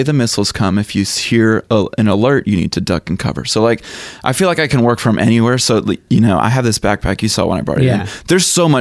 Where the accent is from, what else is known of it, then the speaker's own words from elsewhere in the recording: Chattanooga, Tennessee, United States; I grew up in Chattanooga, Tennessee, so I went to Bonnaroo for like 8 years